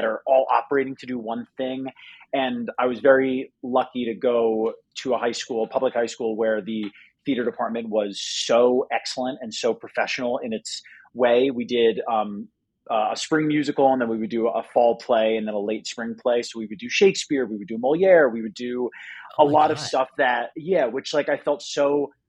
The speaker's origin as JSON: {"language": "English", "region": "New Jersey", "country": "United States", "said": "I'm from Jersey originally."}